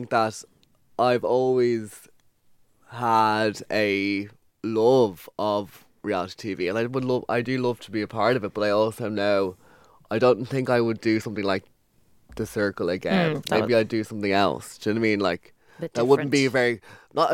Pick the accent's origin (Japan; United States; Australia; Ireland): Ireland; I was from Ireland